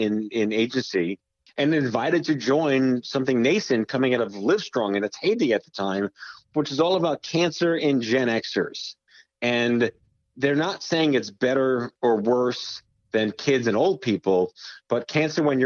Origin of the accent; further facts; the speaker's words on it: New York, United States; I was born and raised in New York